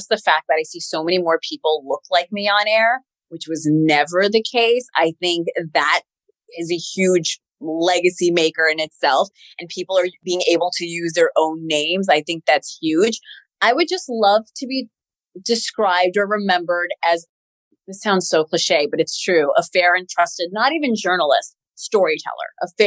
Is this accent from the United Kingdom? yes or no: no; Queens, New York, United States; I'm from Queens, New York.